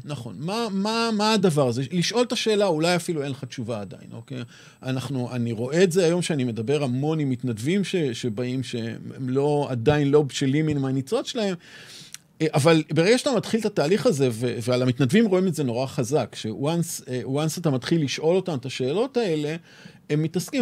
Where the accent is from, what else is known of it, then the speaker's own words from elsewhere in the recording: Tel Aviv, Tel Aviv District, Israel; also born or lived in Ra'anana; אני תל אביבי שורשי